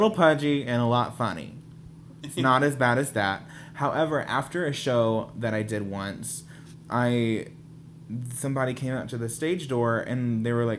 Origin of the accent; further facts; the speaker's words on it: Arkansas, United States; I grew up in Arkansas